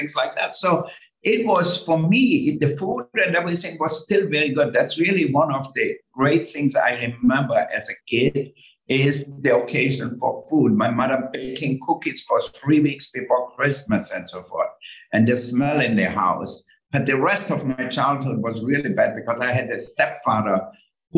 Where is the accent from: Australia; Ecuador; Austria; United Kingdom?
Austria; moved away; I grew up in Austria and totally in the countryside.